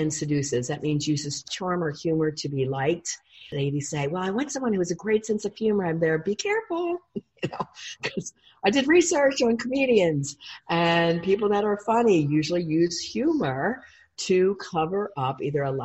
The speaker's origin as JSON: {"language": "English", "town": "Huntingdon Valley", "region": "Pennsylvania", "country": "United States", "tie": "born or raised there", "said": "I grew up in Huntington Valley, outside of Philly"}